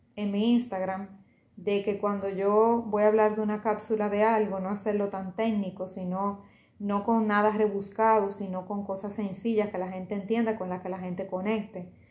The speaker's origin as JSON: {"language": "Spanish", "country": "Dominican Republic", "said": "aquí en RD, en mi país"}